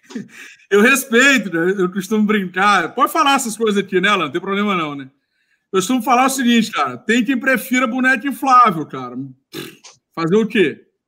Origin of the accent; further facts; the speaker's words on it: Maranhão, Brazil; moved away as an adult; also born or lived in Rio de Janeiro; eu sou maranhense, eu formei lá na Universidade é, Estadual do Maranhão.